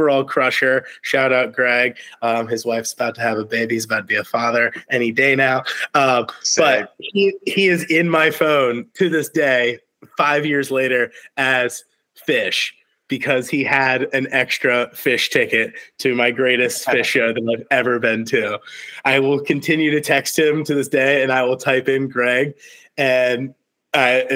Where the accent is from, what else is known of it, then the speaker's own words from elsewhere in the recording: Virginia, United States; I'm from Virginia, from the 757